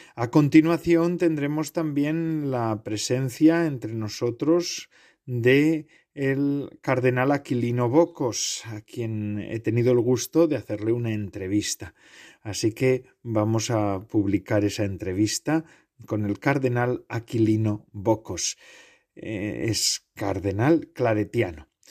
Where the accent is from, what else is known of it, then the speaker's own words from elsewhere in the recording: near Lekeitio, Basque Country, Spain; en mi pueblo, bueno, cerca de mi pueblo, yo no soy exactamente de Lequeitio, pero eh, eh, soy muy cercano al Lequeitio